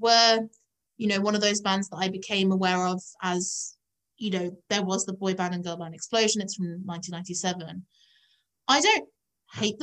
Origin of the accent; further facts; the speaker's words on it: Epsom, South East England, United Kingdom; when I was growing up in Epsom